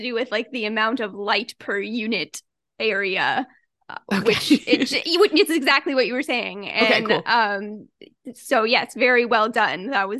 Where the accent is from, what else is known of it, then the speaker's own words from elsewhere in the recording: Midwest, United States; I grew up in the Midwest, so it's just something that you see